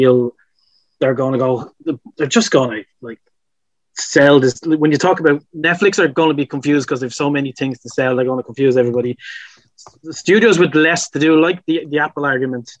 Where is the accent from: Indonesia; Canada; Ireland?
Ireland; I'm Irish